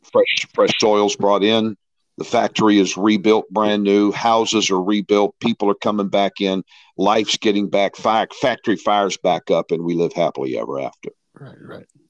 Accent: St. Louis, Missouri, United States; I grew up in St. Louis, Missouri

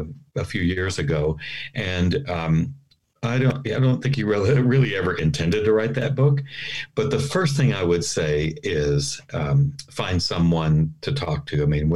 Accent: Fort Worth, Texas, United States; also born or lived in Dallas; I grew up in Fort Worth.

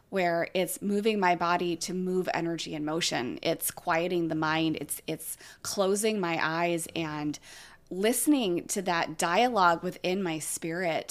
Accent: California, United States; I grew up in California

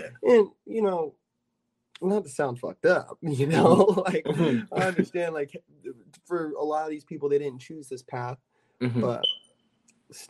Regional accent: North Carolina, United States; also born or lived in California; now in Los Angeles, United States; I'm originally from North Carolina, and even though I've spent a good chunk of my life in Cali

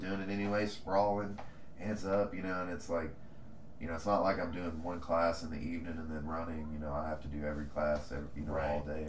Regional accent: Owenton, Kentucky, United States; I grew up with him in Owenton

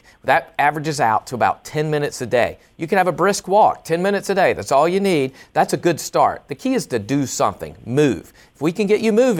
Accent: the South, United States; I'm from the South as well

